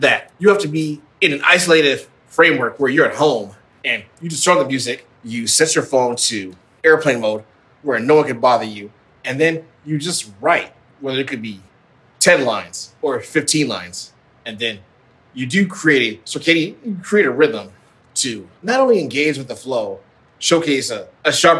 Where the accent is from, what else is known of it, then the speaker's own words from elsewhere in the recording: Midwest, United States; as a son of African immigrants growing up in the Midwest